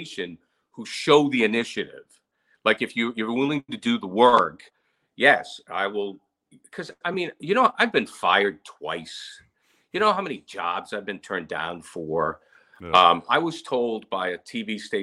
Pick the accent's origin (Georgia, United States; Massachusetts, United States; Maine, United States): Maine, United States; Rumford; I started at WRUM in Rumford and at playing opera music, you know, my hometown.